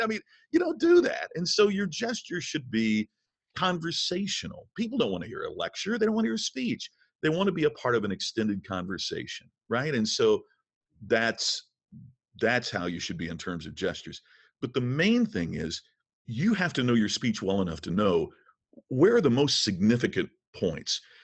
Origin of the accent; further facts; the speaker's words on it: Crothersville, Indiana, United States; moved away; I'm from a small town in southern Indiana. Crothersville, Indiana is my hometown